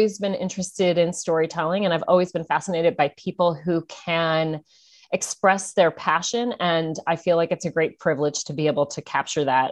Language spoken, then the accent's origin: English; Oregon, United States; moved away as an adult; also born or lived in Victoria, Australia; now in Australia; Oregon is my home state